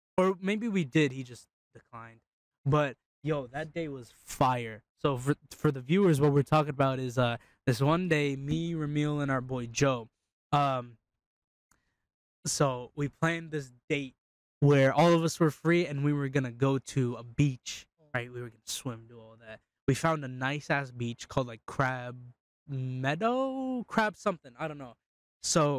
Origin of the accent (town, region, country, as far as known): Turkey